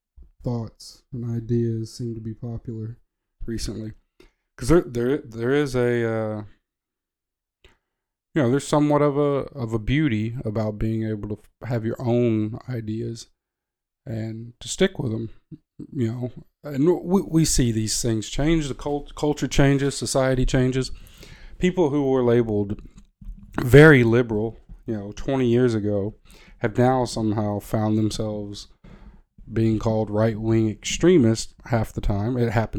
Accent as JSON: {"language": "English", "region": "the South", "country": "United States", "tie": "born or raised there", "said": "I grew up in the South, in America."}